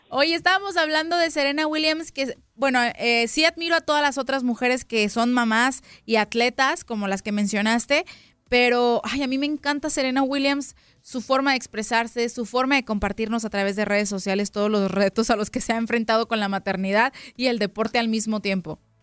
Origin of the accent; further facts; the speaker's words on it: Guadalajara, Jalisco, Mexico; Guanatos, ¿no? En mi tierra